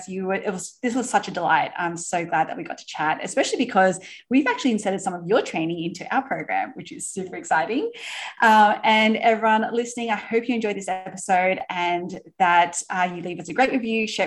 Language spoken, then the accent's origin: English; Australia; moved away; I'm originally from Australia